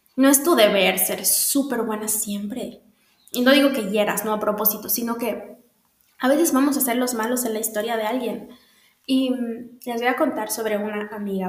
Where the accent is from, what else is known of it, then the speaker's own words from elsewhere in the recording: Bolivia; en Bolivia, en mi país